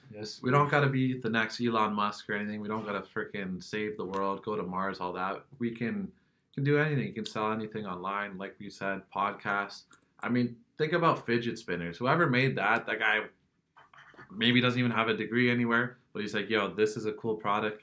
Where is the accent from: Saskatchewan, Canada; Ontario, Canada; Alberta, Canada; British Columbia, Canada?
Ontario, Canada; Kitchener; I'm from the Kitchener Waterloo area, so I've pretty much been exposed to the tech entrepreneur scene my whole life.